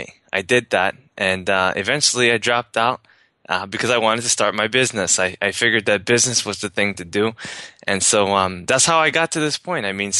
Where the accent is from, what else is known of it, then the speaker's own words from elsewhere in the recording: New York, United States; I grew up in the ghetto of, you know, New York. I was raised in the Bronx, and, you know, my family was very poor